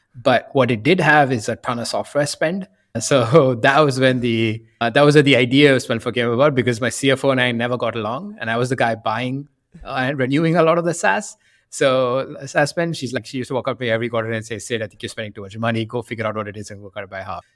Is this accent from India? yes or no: yes; India; moved away as an adult; also born or lived in Boston / San Francisco; I grew up in India